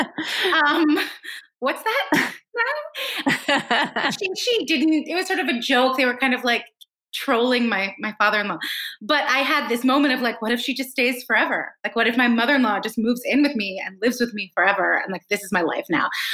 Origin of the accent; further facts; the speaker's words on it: East Coast of the United States, United States; I grew up on the East Coast in a school, in an environment where a lot of people were some kind of mix